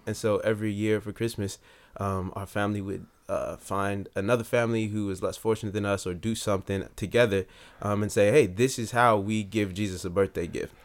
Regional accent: Long Beach, California, United States; I was born and raised in Long Beach, California

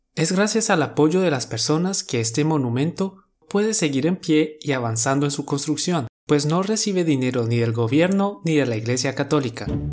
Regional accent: Colombia; Somos dos profes colombianos

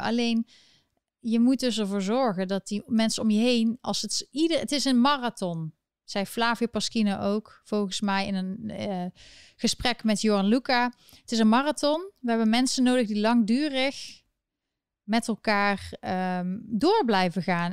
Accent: Netherlands; ik ben gewoon een Nederlander

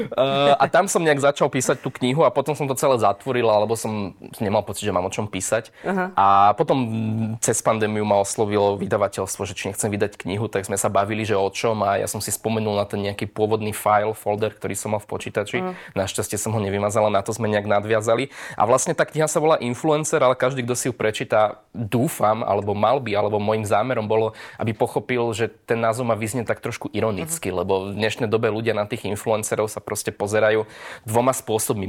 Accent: Slovakia; keďže som zo Slovenska

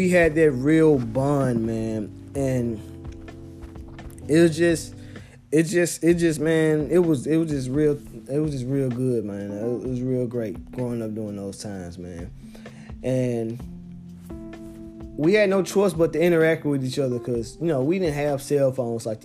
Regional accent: Memphis, Tennessee, United States; now in Knoxville, United States; I'm born and raised in Memphis, Tennessee. Reside in Knoxville, Tennessee

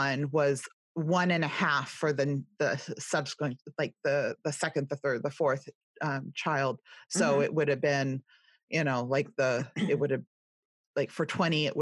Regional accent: California, United States; accent: California, Valley girl; also born or lived in Ohio / Indiana; now in East Coast, United States; I'm from California, I have a heartland background and I'm on the East Coast now

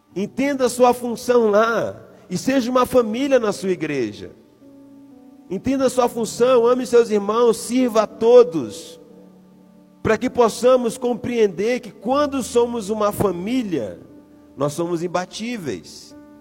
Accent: São Luís, Maranhão, Brazil; moved away; Eu sou de São Luís do Maranhão

